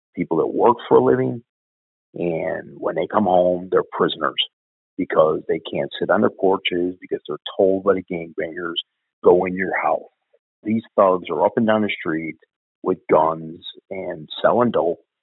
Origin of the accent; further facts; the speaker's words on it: Chicago, Illinois, United States; I grew up in Bridgeport.